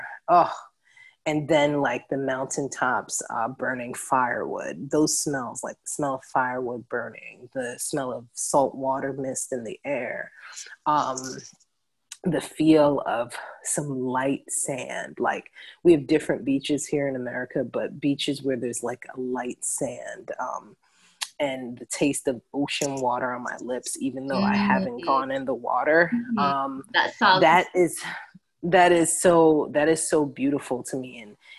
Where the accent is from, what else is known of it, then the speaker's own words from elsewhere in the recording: New York City, New York, United States; first language English; Home for me is Jamaica. I know that sounds crazy because I was born and raised here in New York.